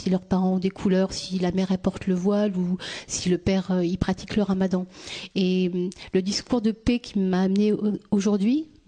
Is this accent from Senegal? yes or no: no; France; also born or lived in Tunis; Je suis née à Tunis. Je suis arrivée en France. J'avais un mois. ni d'ici, ni de là-bas.